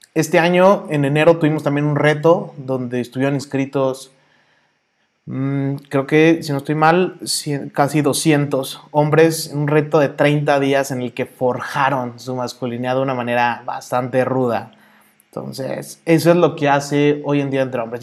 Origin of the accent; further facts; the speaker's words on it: Mexico City, Mexico; accent: chilango; also born or lived in Toluca; now in Guadalajara, Mexico; Nací, soy chilango. Ahí sí por el acento de repente se me sale, porque soy chilango